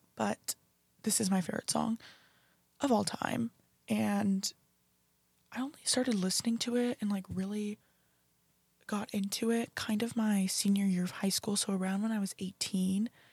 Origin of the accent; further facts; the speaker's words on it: Beaverton, Oregon, United States; moved away as an adult; now in Fort Worth, United States; I was born and raised in Beaverton, Oregon